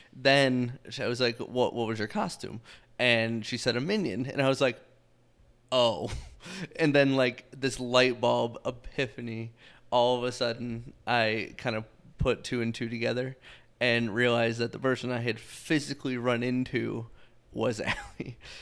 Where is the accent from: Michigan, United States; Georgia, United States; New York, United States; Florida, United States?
Michigan, United States; Southeast; moved away as an adult; now in Arizona, United States; I'm from Michigan, um, Southeast Michigan. I grew up there my entire life up until we moved out to Arizona.